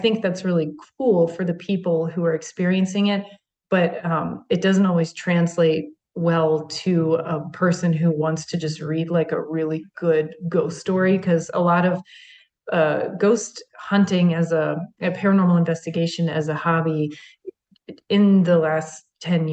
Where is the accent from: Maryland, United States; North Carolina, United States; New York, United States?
Maryland, United States; that's my home state